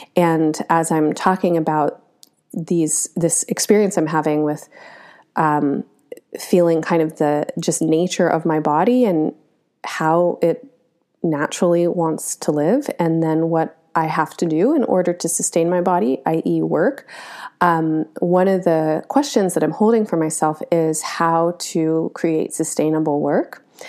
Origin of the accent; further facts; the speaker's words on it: United States; as an American who is pretty typically American